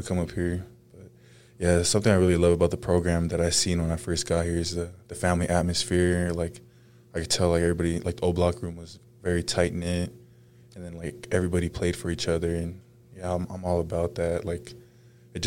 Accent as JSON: {"language": "English", "town": "Compton", "region": "California", "country": "United States", "tie": "born or raised there", "also_born_or_lived": "Rialto, California", "lives_now": "Utah, United States", "said": "I grew up in Compton, California"}